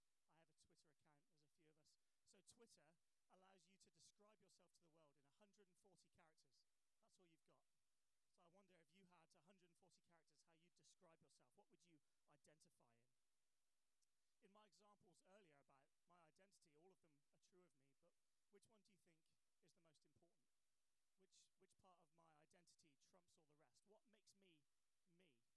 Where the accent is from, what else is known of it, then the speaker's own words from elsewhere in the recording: England, United Kingdom; I might even introduce myself as English